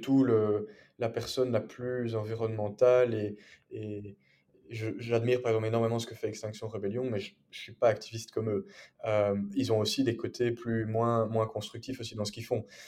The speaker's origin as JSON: {"language": "French", "town": "Brussels", "region": "Brussels-Capital Region", "country": "Belgium", "also_born_or_lived": "England", "said": "je suis bruxellois de 23 ans, bilingue, père francophone"}